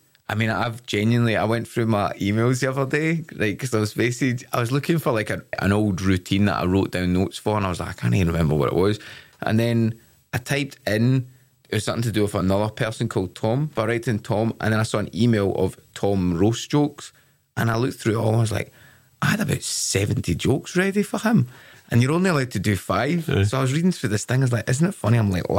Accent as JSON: {"language": "English", "town": "Glasgow", "region": "Scotland", "country": "United Kingdom", "tie": "born or raised there", "accent": "Glasgow"}